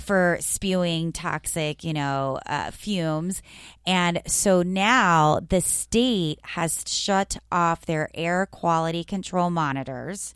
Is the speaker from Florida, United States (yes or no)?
yes; South Florida, United States; And I grew up in South Florida